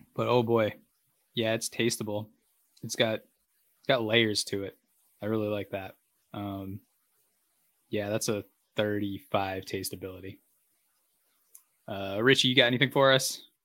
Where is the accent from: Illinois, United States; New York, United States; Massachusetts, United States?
Massachusetts, United States; now in San Diego, United States; my hometown UMass Minute Women